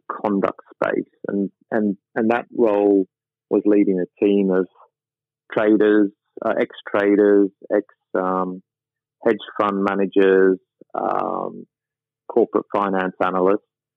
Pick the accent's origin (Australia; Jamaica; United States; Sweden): Australia; Sydney, New South Wales; moved away as an adult; also born or lived in London; I spent my entire life growing up in the Rockdale, Cogra, Brighton Leigh Sands area of Sydney